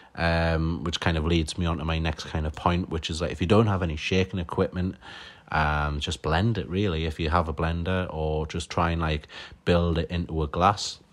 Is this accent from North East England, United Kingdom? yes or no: yes; Newcastle upon Tyne, North East England, United Kingdom; I'm a mixologist from Newcastle upon Tyne